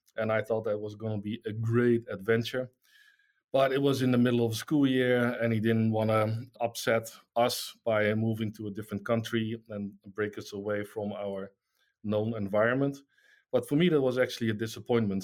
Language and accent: English; Netherlands; I'm from the Netherlands